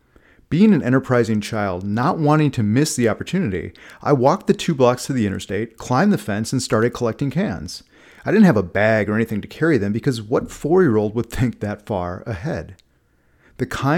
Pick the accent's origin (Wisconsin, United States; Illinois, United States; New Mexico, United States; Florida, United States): Wisconsin, United States; Milwaukee; As a four-year-old kid growing up in Milwaukee